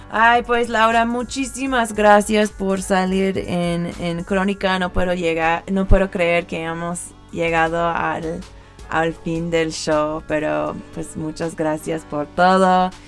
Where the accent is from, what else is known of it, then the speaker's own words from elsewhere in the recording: California, United States; como soy de California, pues es una clásica que siempre voy a tocar cuando la gente lo pide.